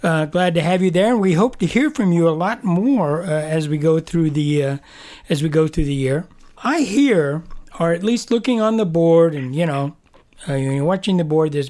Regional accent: Cheyenne, Wyoming, United States; where I grew up in Cheyenne

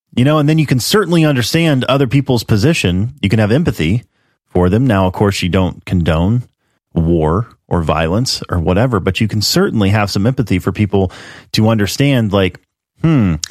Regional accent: United States; I'm an American

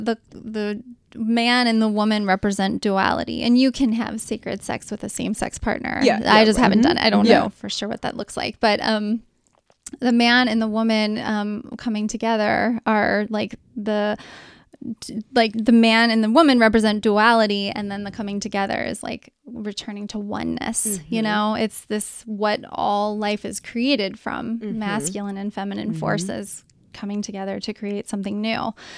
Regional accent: Cincinnati, Ohio, United States; I'm conservative, I'm from Cincinnati west side

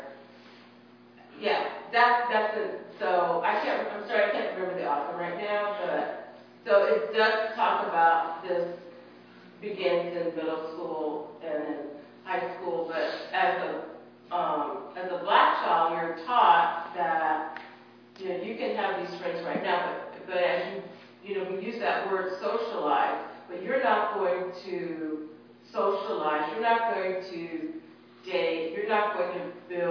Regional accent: California, United States; I grew up in California in a very, in the 60s, and so a lot of that was changing. But, and I grew up in a military community where things were different also.

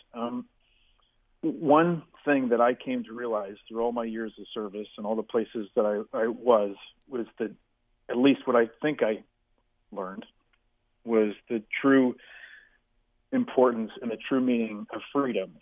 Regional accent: New York City, New York, United States; we grew up in Manhattan

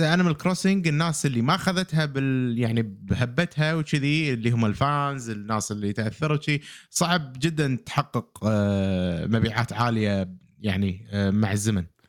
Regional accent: Kuwait; عندنا بالكويت

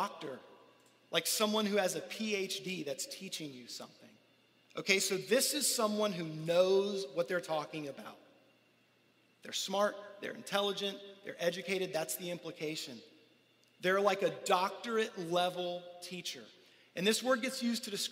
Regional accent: United States; we grew up here in America

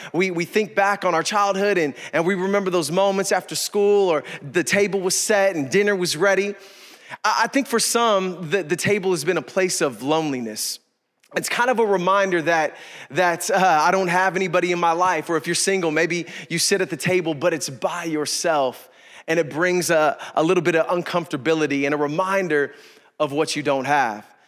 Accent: East Bay, California, United States; I grew up in the East Bay

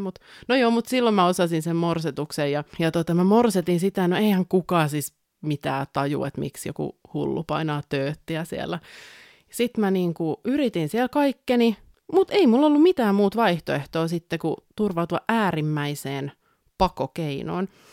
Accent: a small town in southern Finland, Finland; tähän eteläsuomalaiseen pikkukaupunkiin, mistä olen kotoisin

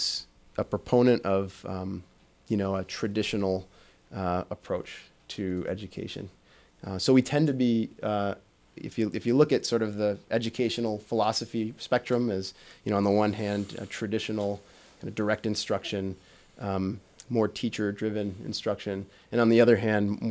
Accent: Midwest, United States; moved away; also born or lived in Michigan; coming from the Midwest

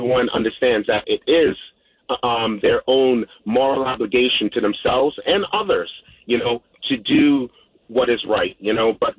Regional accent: Guyana; now in New York, United States; You know, I came from South America, Guyana, in 1977, landed in the Bronx and did my thing.

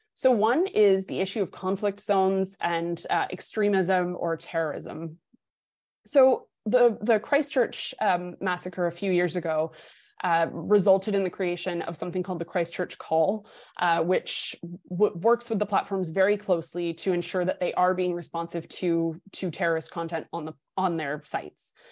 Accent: New Hampshire, United States; my home state of New Hampshire

